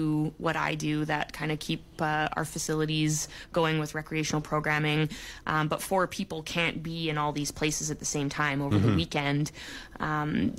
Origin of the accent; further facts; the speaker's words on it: Vancouver Island, British Columbia, Canada; moved away; I grew up on Vancouver Island, where we didn't really get winter